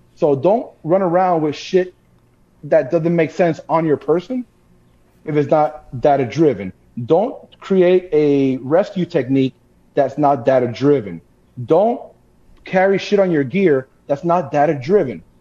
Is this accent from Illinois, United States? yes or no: no; Miami, Florida, United States; born and raised in Miami, Florida.